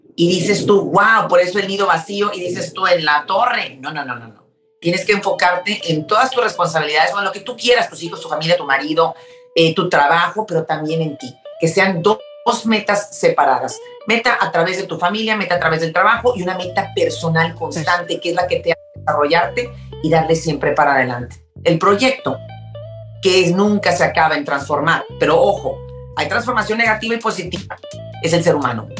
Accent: Mexico; now in Houston, United States; nosotros que somos mexicanas

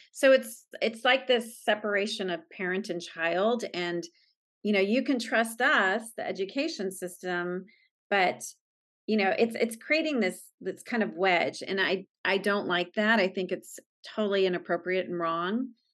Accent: San Diego, California, United States; I grew up in San Diego and, um, I still live here

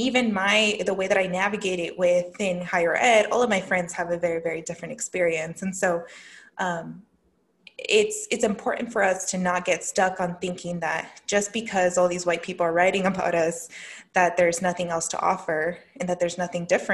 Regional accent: Jalisco, Mexico; now in United States; they immigrated from el estado de Michoacán a Jalisco, and I was born in Jalisco

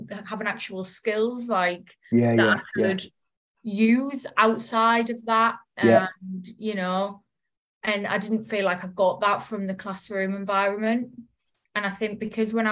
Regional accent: the Northeast, North East England, United Kingdom; moved away as an adult; I'm from the Northeast, and it's very, where I live is very industrial

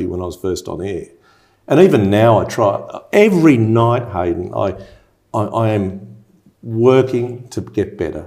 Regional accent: Sydney, New South Wales, Australia; also born or lived in England; I was born in England. My father met my mother at Royal North Shore Hospital. Dad was a doctor, mum was a nurse. They went to England. Dad did his specialty, anaesthesia, and I came along. And moved back here, been here, I'm nearly 58. And I went to Lane Cove Public, North Sydney Boys High, Macquarie University

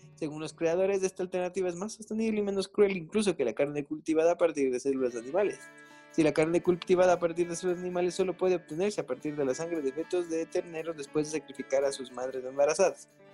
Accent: Latacunga, Cotopaxi, Ecuador; mi tierrita linda

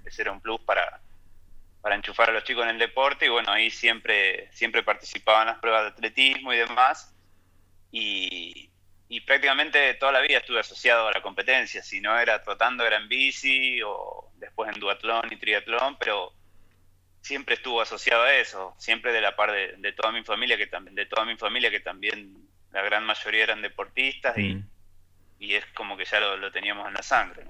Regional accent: Ayacucho, Buenos Aires Province, Argentina; moved away as an adult; now in Merlo, Argentina; nací en Ayacucho, Buenos Aires, totalmente plano

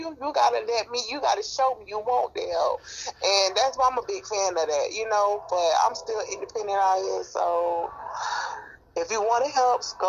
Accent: Miami, Florida, United States; growing up in Miami

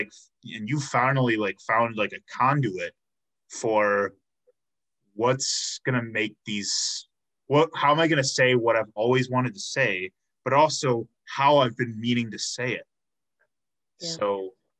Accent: Chicago, Illinois, United States; now in Milwaukee, United States; I'm from Chicago, so I grew up eating

